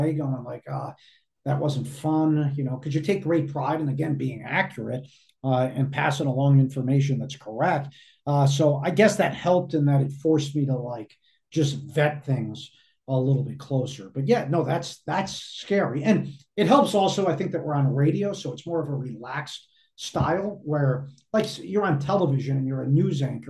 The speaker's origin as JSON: {"language": "English", "region": "Northeast", "country": "United States", "tie": "born or raised there", "said": "I grew up in the Northeast, listening to Mike and the Mad Dog."}